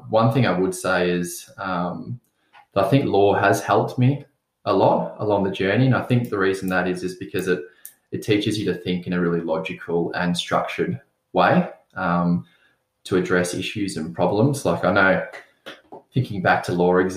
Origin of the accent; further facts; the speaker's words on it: Mornington Peninsula, Victoria, Australia; Growing up on the Mornington Peninsula, spending a lot of time on the beach and surfing